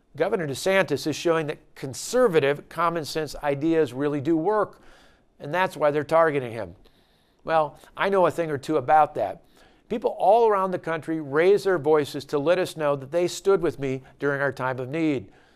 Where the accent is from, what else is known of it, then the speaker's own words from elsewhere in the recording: Wisconsin, United States; my home state of Wisconsin